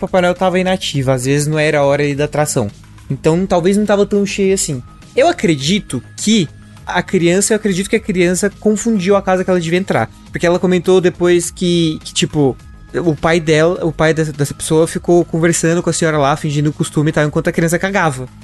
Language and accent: Portuguese; a smaller interior town in Minas Gerais, Brazil; moved away; Uberaba não é muito uma cidade interior de Minas Gerais, ela é maior do, do que a de onde eu vim